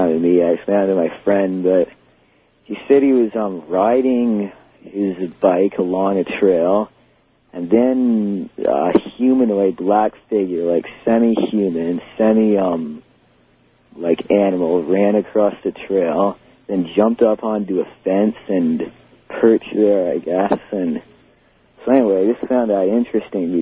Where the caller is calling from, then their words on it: Detroit, Michigan, United States; I'm calling from Eastern North America